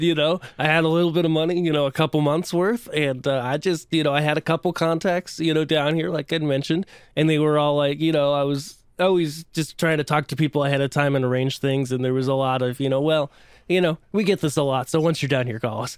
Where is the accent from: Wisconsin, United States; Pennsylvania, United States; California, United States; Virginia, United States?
Pennsylvania, United States; central; moved away as an adult; now in Nashville, United States; but grew up in central Pennsylvania.